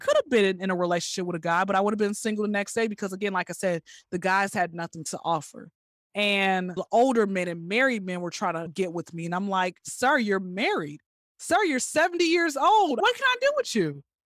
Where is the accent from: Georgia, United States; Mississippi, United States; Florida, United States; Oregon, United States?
Georgia, United States; Atlanta; I'm born and raised in Atlanta